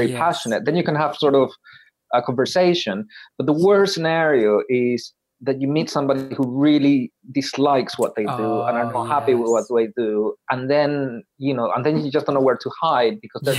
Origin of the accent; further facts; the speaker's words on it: Paraguay; moved away; I would say, from Paraguay